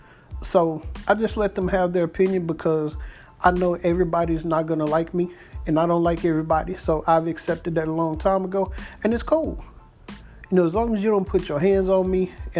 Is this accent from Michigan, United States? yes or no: no; Dallas, Texas, United States; also born or lived in Mesquite, Texas; I grew up in Pleasant Grove, which is a part of Dallas